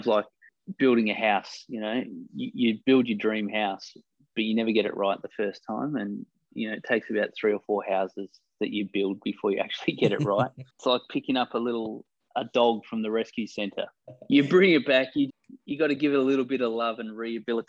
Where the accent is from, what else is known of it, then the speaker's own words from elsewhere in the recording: Australia; moved away as an adult; also born or lived in China; now in Cambodia; I'm originally from Australia and spent the last 10 years in China